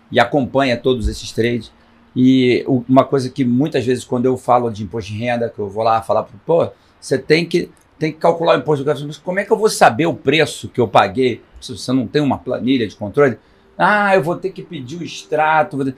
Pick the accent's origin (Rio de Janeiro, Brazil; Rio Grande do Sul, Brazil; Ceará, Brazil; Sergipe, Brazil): Rio de Janeiro, Brazil; Eu sou carioca, flamenguista.